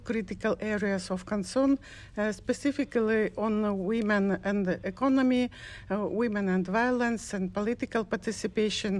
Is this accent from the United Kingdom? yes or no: no; Kyrgyzstan; I'm from Kyrgyzstan, Central Asia, from Rural Women's Association, ALGA